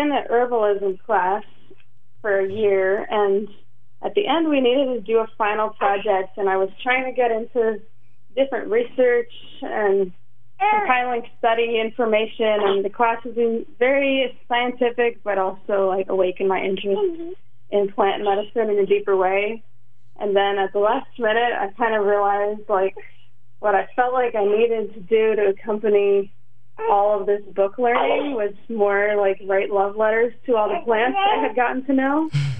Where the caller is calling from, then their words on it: Philadelphia, Pennsylvania, United States; we're calling from Philly.